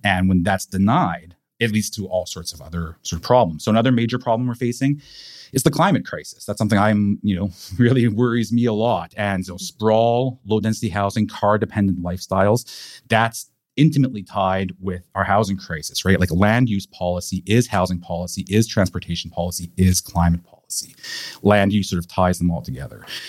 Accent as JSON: {"language": "English", "town": "Vancouver", "region": "British Columbia", "country": "Canada", "tie": "born or raised there", "also_born_or_lived": "Montreal / Ottawa", "moved": "as an adult", "said": "I'm born and raised in Vancouver. I'm from here originally. I grew up in Caresdale."}